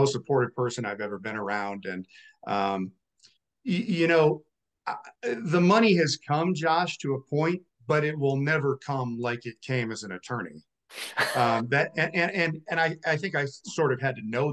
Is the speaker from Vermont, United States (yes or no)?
yes; Vermont, United States; now in Colorado, United States; I'm originally from Vermont